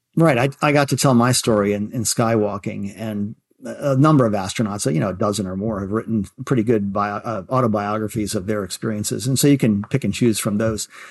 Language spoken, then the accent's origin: English; Baltimore, Maryland, United States; growing up in Baltimore